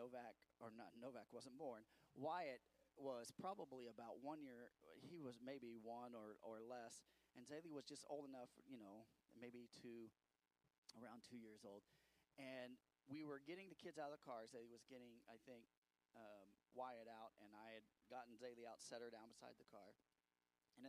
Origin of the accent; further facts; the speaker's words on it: United States; I'm an American